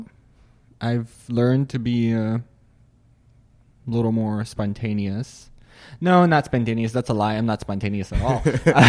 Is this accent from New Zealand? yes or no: no; Syria; born there; Well, I was born in Syria, which is a country that some may or may not be familiar with, but it is a place that I was born in. I grew up in a Muslim family.